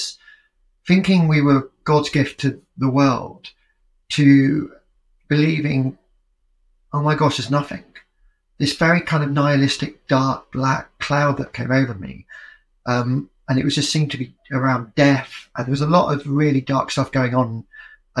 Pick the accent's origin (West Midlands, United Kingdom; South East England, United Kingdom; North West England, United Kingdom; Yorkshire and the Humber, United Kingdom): Yorkshire and the Humber, United Kingdom; moved away as an adult; also born or lived in London / New York; I was growing up in Yorkshire at a very exciting time